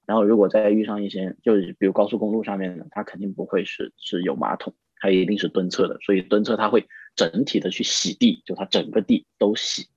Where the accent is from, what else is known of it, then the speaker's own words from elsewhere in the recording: a county town in Guilin, Guangxi, China; moved away; 我的老家，就是在桂林的一个县城，我们那时候就上过焦点访谈